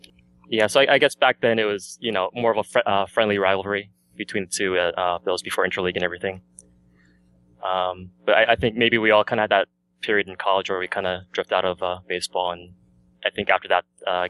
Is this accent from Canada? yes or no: no; Anchorage, Alaska, United States; moved away; also born or lived in Anaheim, California; I grew up in Anchorage, Alaska, actually.